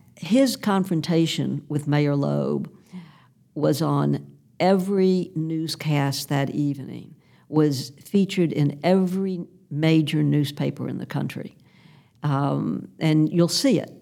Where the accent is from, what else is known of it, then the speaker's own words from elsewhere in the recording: Memphis, Tennessee, United States; my friends who I grew up with here in Memphis